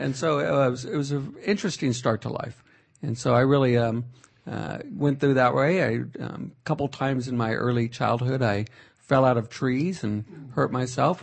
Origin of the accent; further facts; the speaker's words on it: Fresno, California, United States; I was born in Fresno